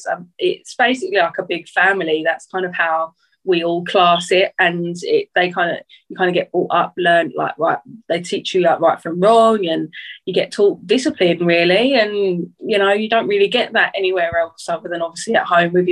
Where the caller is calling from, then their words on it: Liverpool, North West England, United Kingdom; Um, I'm zooming in from not so sunny Liverpool. It's um, a bit cold, rainy up here at the moment.